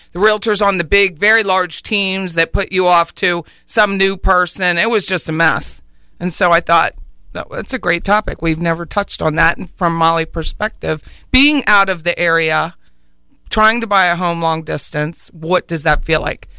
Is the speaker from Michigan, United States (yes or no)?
no; Harrisburg, Pennsylvania, United States; I'm pretty known in my hometown of Harrisburg, Pennsylvania